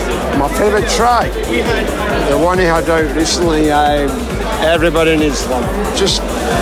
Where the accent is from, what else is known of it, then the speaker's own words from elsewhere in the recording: Galloway Hills, Scottish Borders, Scotland, United Kingdom; I'm from Galloway Hills, Scottish Borders. I'm 51.